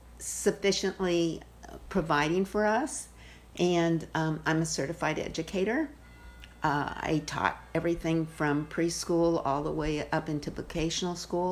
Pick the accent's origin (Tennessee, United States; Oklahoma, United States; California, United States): California, United States; moved away as an adult; also born or lived in Fresno, California / Visalia, California / Tulare, California; now in New Hampshire, United States; So I grew up in California, and my parents were both accountants. We were living in Fresno, then we moved to Visalia and Tulare, anyway, in San Joaquin Valley